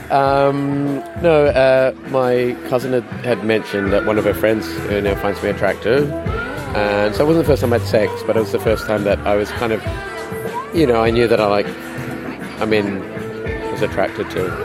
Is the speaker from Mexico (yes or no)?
no; Zimbabwe; so I'm from Zimbabwe, is where I grew up.